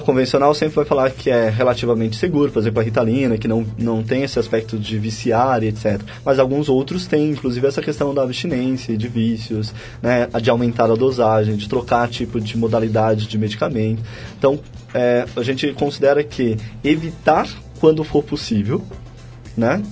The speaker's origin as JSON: {"language": "Portuguese", "region": "Piauí", "country": "Brazil", "tie": "born or raised there", "said": "Fui criado no Piauí."}